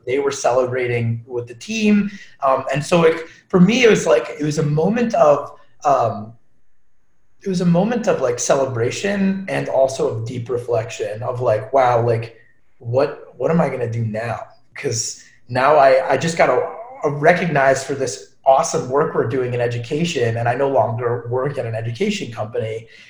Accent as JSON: {"language": "English", "area": "Long Island", "region": "New York", "country": "United States", "tie": "born or raised there", "moved": "yes", "said": "So born and raised in Long Island"}